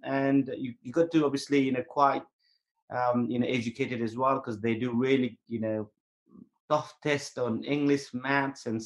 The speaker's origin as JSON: {"language": "English", "country": "Nepal", "tie": "born or raised there", "moved": "as an adult", "said": "I'm born in Nepal, but I was raised in the British military."}